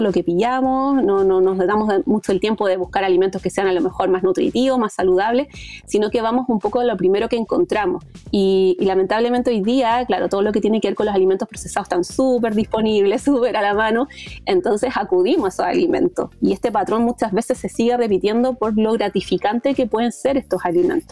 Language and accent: Spanish; Chile; yo soy psicóloga de Chile